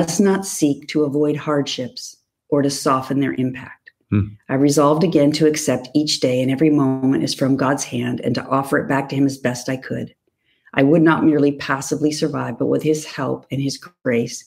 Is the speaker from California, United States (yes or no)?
yes; Whittier, California, United States; where I grew up in Whittier